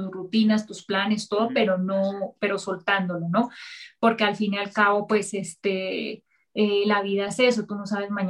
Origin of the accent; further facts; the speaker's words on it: Colombia; Sí, soy colombiana.